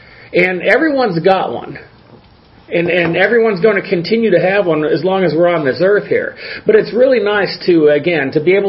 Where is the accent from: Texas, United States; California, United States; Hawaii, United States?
California, United States; Los Angeles; now in Arizona, United States; I grew up in the Los Angeles area. But, you know, at some point he moved to Oregon. At some point I moved to Arizona. We both moved to Arizona, and here we are.